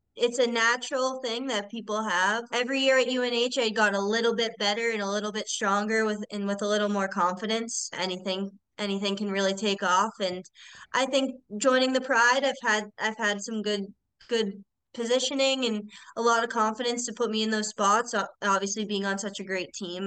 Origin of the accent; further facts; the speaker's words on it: Milton, Massachusetts, United States; I'm from Milton, Mass